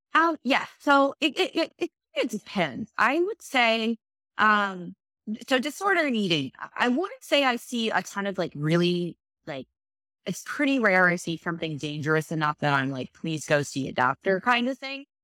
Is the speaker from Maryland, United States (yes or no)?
yes; Baltimore, Maryland, United States; I grew up in Baltimore